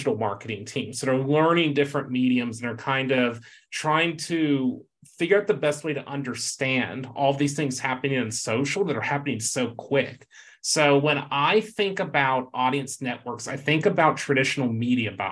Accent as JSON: {"language": "English", "region": "Texas", "country": "United States", "said": "my home state, of course, Texas"}